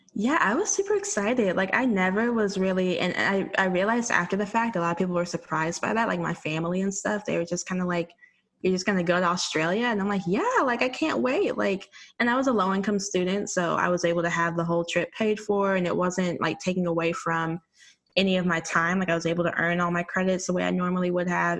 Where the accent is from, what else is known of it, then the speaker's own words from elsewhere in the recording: Arkansas, United States; moved away as an adult; also born or lived in Texas; now in Washington, D.C., United States; I'm from Arkansas originally. I had like a, a, stint in Texas growing up there too, but I was born and, mostly raised in Arkansas.